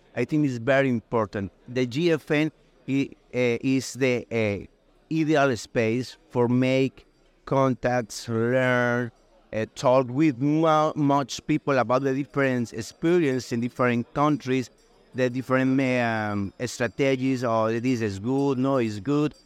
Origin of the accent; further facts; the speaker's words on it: Colombia; I come from Colombia